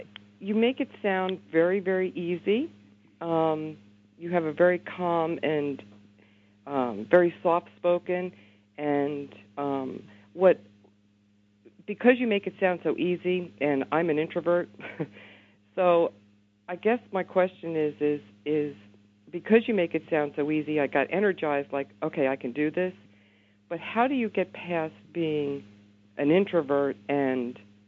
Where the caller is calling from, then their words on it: New Jersey, United States; New Jersey.